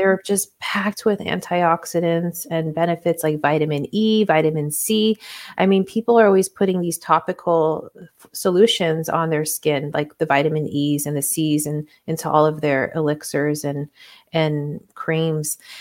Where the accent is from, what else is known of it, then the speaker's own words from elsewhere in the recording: Hawaii, United States; moved away; also born or lived in Puerto Rico / Spain; I was born in Puerto Rico and then I grew up in Hawaii.